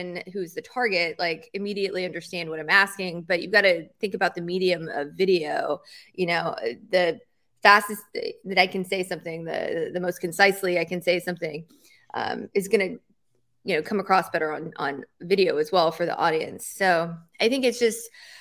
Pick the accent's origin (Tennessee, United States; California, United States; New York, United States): Tennessee, United States; moved away; I am from Tennessee.